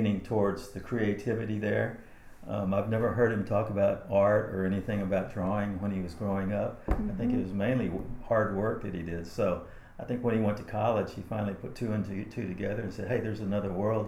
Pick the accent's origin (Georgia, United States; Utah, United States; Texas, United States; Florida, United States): Texas, United States; Harlingen; now in Austin, United States; I was born in Harlingen, Texas in 1952